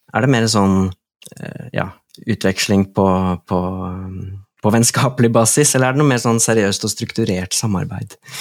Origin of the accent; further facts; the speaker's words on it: Drammen, Buskerud, Norway; jeg er fra Drammen